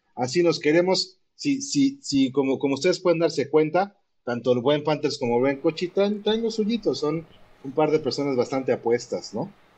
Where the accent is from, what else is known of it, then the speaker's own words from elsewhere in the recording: Puebla, Mexico; Y me sentía orgulloso de ser poblano